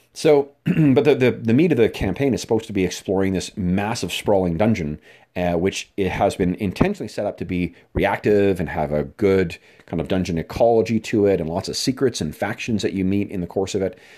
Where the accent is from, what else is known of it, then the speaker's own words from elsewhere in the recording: Winnipeg, Manitoba, Canada; my hometown uh, of Winnipeg, Manitoba, Canada